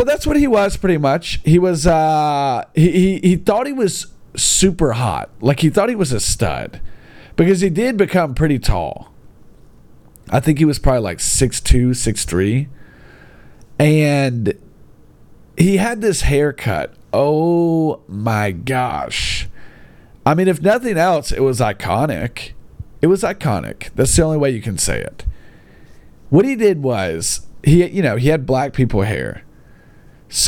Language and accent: English; Gadsden, Alabama, United States; my hometown, Gadsden